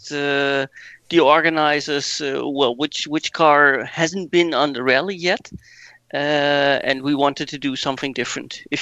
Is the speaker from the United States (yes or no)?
no; Netherlands; now in Wiesbaden, Germany; I'm 41, living in uh, Wiesbaden in Germany, but still Dutch.